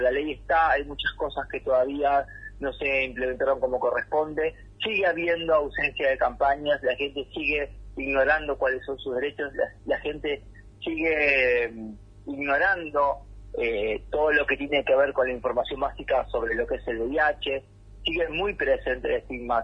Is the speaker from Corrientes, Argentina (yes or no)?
no; Ciudadela, Buenos Aires Province, Argentina; now in San Martín, Argentina; yo, nací y crecí en Fuerte Apache, en ah. zona oeste del conurbano bonaerense.